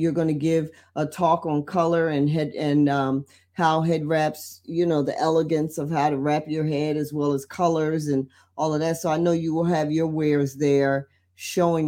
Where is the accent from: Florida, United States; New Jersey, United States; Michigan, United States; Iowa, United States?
New Jersey, United States; Trenton; in Trenton, my hometown